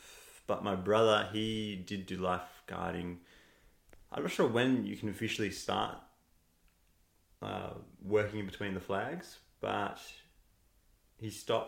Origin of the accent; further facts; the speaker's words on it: Mentone, Victoria, Australia; also born or lived in Cheltenham, Victoria; there wasn't many kids my age growing up in Mentone. It's a bit of an older demographic.